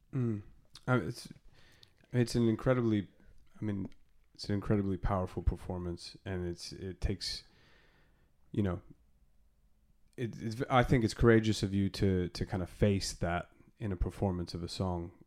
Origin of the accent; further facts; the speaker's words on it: Arizona, United States; moved away as an adult; now in London, United Kingdom; I had seen some pretty deep reggae gigs growing up in Arizona